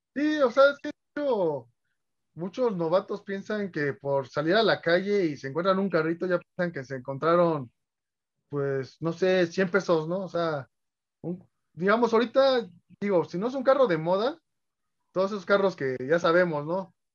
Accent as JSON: {"language": "Spanish", "region": "Mexico City", "country": "Mexico", "said": "soy coleccionista de la Ciudad de México"}